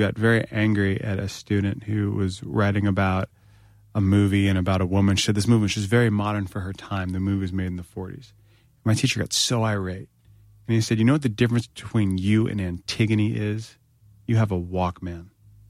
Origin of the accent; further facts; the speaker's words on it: North Carolina, United States; I'm from North Carolina, just like to point that out.